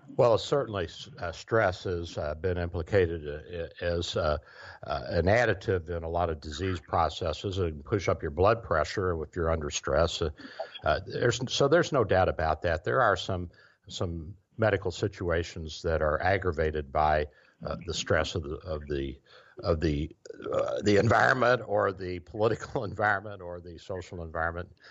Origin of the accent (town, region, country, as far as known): Kentucky, United States; born or raised there